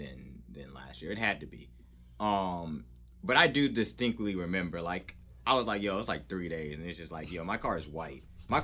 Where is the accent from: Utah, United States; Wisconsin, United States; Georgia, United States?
Georgia, United States; growing up in Georgia.